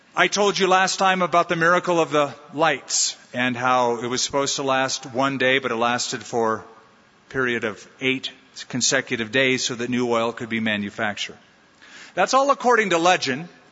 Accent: United States; as an American

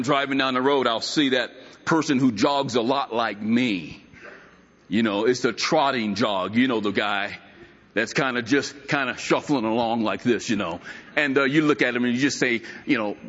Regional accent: United States; as an American

